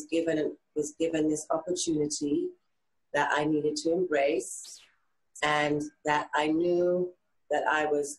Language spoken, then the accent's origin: English; London, United Kingdom; We're all from South London